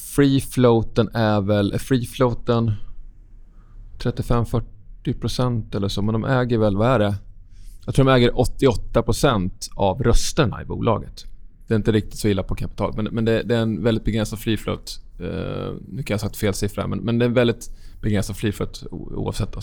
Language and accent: Swedish; Sweden